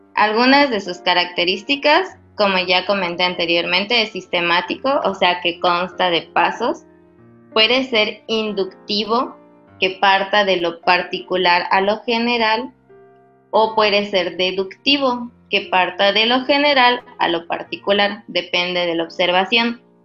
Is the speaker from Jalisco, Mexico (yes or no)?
no; Mérida, Yucatán, Mexico; moved away; soy originaria de Mérida